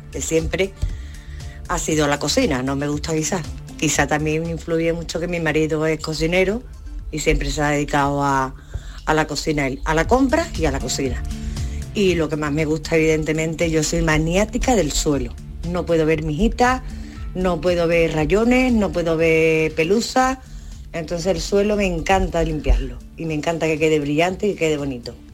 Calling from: Seville, Andalusia, Spain; Buenos días equipo … de Sevilla.

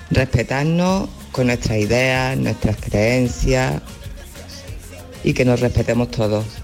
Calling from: Córdoba, Andalusia, Spain; de Córdoba.

